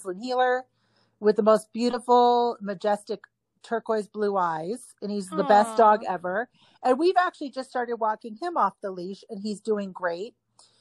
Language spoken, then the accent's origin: English; New York, United States; moved away; I'm from New York